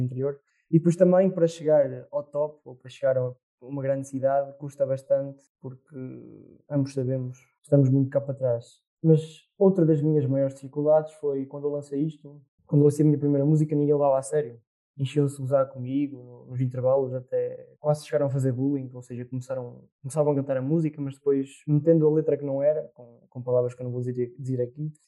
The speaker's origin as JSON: {"language": "Portuguese", "town": "Murça", "region": "Norte", "country": "Portugal", "said": "sou de Mursa, pertenço ao Distrito da Real"}